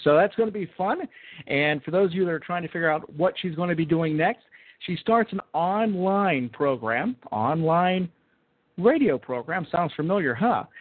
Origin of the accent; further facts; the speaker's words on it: Pittsburgh, Pennsylvania, United States; I grew up listening to in Pittsburgh talk radio